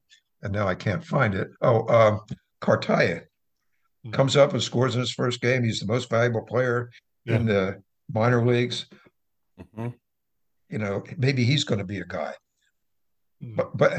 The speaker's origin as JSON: {"language": "English", "town": "Philadelphia", "region": "Pennsylvania", "country": "United States", "tie": "born or raised there", "also_born_or_lived": "Wilmington, United States", "said": "I grew up in Wilmington and Philadelphia, and I was a Flyers fan."}